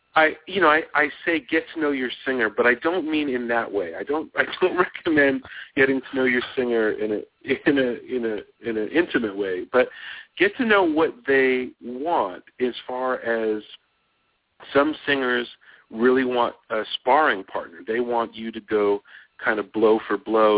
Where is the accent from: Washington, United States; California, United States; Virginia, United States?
California, United States; Los Angeles; moved away as an adult; also born or lived in New York; I was born in Los Angeles. I lived here till I was 23